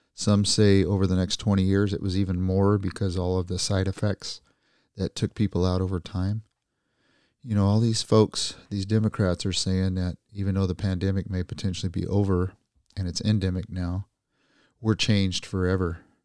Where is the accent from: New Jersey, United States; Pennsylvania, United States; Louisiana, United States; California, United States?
California, United States; as a Californian